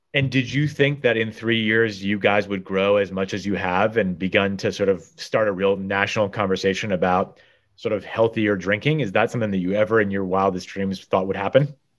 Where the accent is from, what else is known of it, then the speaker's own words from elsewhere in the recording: Guilford, Connecticut, United States; also born or lived in Madison, Connecticut; as a Guilford High School student, went out to the Hopi reservation in Arizona, and for me, probably like you, growing up in Guilford and Madison